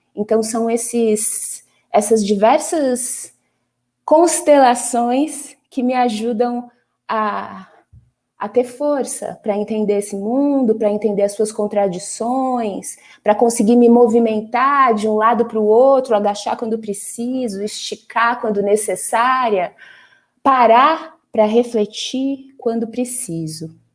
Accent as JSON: {"language": "Portuguese", "region": "São Paulo", "country": "Brazil", "said": "como paulistana"}